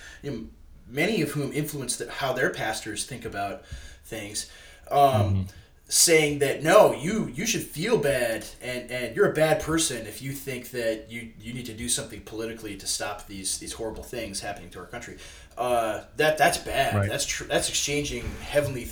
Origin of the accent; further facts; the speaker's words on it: Waseca, Minnesota, United States; I'm ministering in my hometown of Waseca, Minnesota, and it's where I grew up